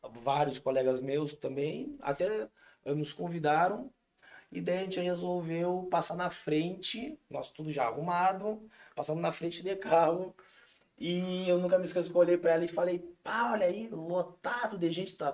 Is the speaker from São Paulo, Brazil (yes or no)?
no; Santa Maria, Rio Grande do Sul, Brazil; moved away as an adult; now in Tramandaí, Brazil; eu sou natural de Santa Maria